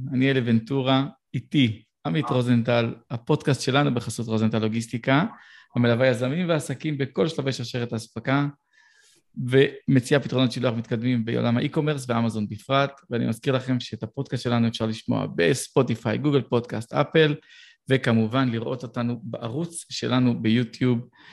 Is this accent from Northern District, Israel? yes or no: no; Petah Tikva, Central District, Israel; גדלתי בפתח תקווה